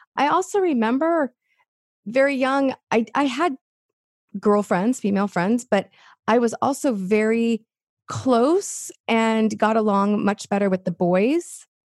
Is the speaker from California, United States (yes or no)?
yes; Los Angeles, California, United States; I grew up in Los Angeles